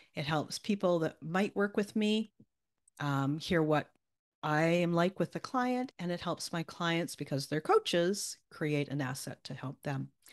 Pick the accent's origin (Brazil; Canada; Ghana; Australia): Canada; accent: Canadian; won't hear my Canadian